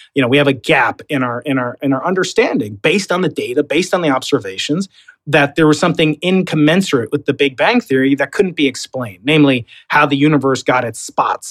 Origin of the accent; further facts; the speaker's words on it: New York, United States; accent: Long Island; now in San Diego, United States; I'm a New Yorker